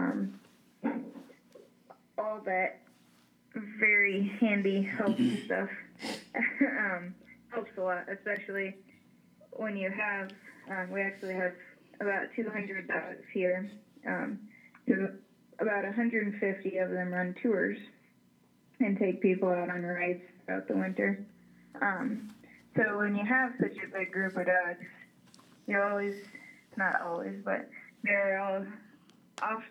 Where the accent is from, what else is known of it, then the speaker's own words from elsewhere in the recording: Ohio, United States; moved away as an adult; I grew up in Ohio